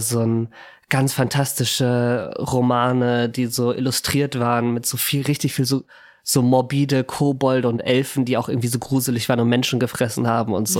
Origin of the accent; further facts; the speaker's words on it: Hamburg, Germany; Ich bin Hamburger.